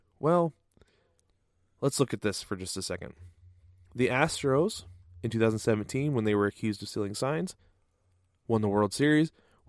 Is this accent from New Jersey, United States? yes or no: no; Portland, Oregon, United States; I grew up in the Portland, Oregon area